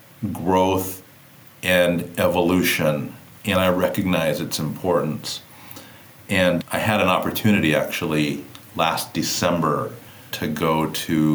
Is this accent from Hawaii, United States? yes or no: yes; Kauai, Hawaii, United States; I grew up on the island of Kauai, right? I'm from Hawaii.